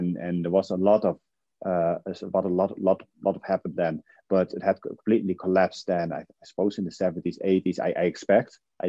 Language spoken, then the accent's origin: English; Netherlands; English is a second language; now in Ireland; I'm from the Netherlands, but in Ireland now for almost 20 years, I think, something like 18 years.